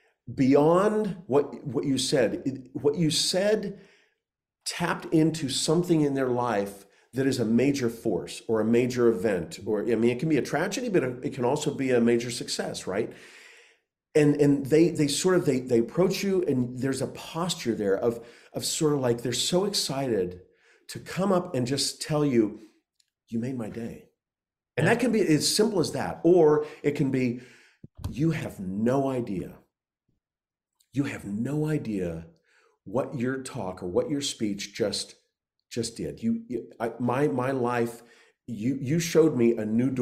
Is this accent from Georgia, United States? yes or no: no; Oklahoma, United States; I grew up in Oklahoma